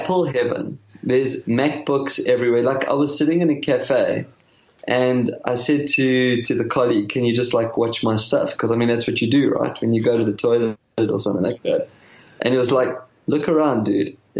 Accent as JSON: {"language": "English", "country": "South Africa", "moved": "yes", "lives_now": "Australia", "said": "I'm a South African"}